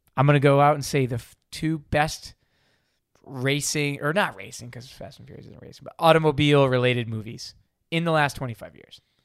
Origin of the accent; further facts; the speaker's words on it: outside of Baltimore, Maryland, United States; I grew up outside of Baltimore